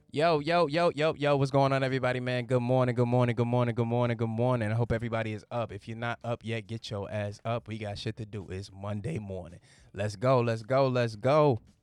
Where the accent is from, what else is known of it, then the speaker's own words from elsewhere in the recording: Virginia, United States; I'm from Virginia.